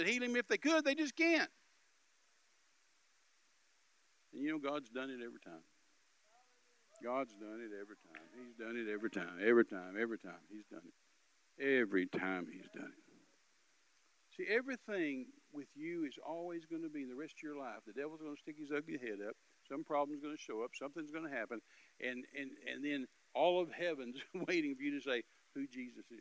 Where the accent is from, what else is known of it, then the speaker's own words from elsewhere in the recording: United States; as an American